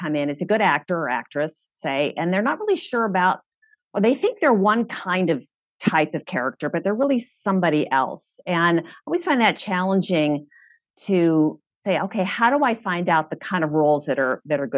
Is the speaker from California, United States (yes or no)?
yes; Los Angeles, California, United States; I'm from